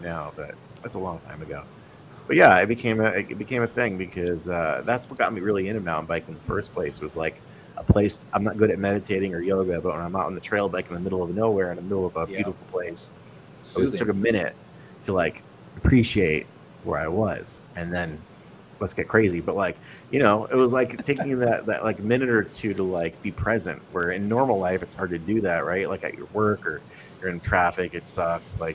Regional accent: Connecticut, United States; moved away; also born or lived in New Haven, Connecticut; I grew up in Connecticut

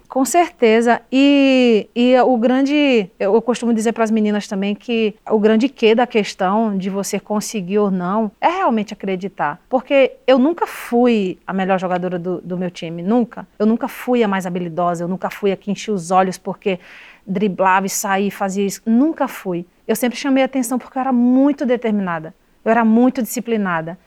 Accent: Cruz do Espírito Santo, Paraíba, Brazil; moved away; eu vivi 15 anos da minha vida morando na zona rural de Cruz do Espírito Santo, que é a cidade onde mora minha mãe e boa parte da minha família

